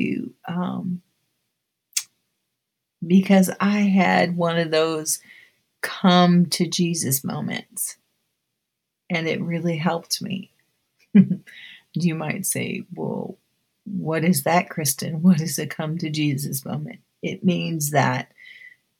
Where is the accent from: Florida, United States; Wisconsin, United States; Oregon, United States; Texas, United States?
Oregon, United States; Keizer; also born or lived in Los Angeles, California; When we moved from Los Angeles to Oregon in 1964, I remember attending dance class at the top of a bowling alley in Kaiser, Oregon